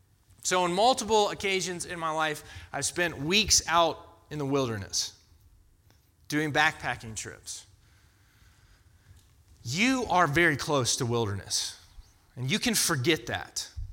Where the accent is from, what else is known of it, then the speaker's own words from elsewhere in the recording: Florida, United States; now in North Carolina, United States; I grew up in Florida to Floridians. And it's hot in Florida.